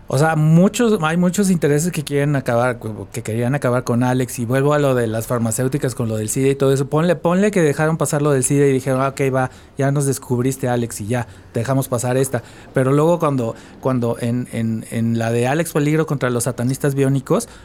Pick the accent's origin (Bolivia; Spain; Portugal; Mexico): Mexico; State of Mexico; Y, yo dije, ¿pero por qué en Tláhuac si yo vengo del Estado de México?